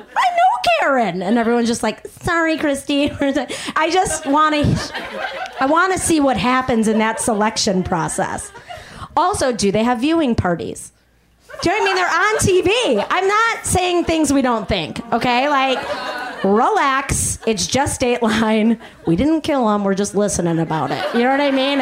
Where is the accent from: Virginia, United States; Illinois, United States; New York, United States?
Illinois, United States; Chicago; accent: Chicago; moved away; I'm from Chicago originally